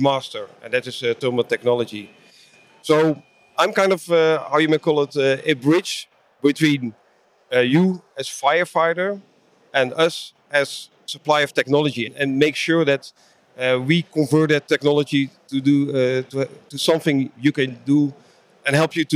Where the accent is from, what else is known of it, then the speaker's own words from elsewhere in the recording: Netherlands; I'm from the Netherlands, Europe